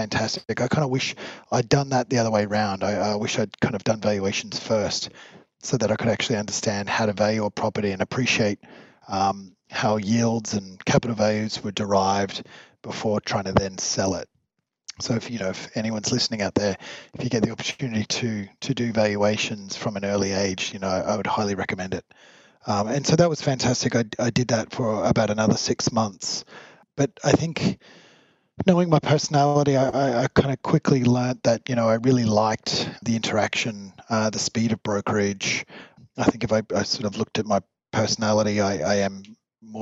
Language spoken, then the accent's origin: English; Brisbane, Queensland, Australia; moved away as an adult; also born or lived in Hong Kong; my hometown of where I was born and raised, which was Brisbane, Australia. And I grew up there.